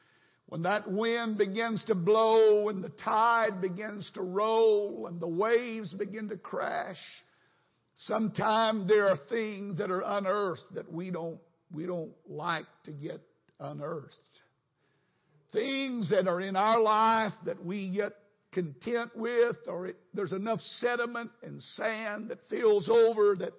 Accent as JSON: {"language": "English", "region": "North Texas", "country": "United States", "tie": "born or raised there", "moved": "as an adult", "lives_now": "Houston, United States", "said": "I grew up in North Texas"}